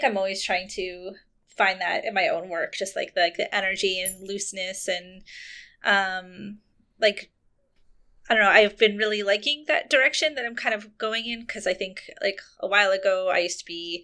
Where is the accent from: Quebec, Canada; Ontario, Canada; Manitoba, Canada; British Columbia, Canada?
Quebec, Canada; Montreal; I grew up in Montreal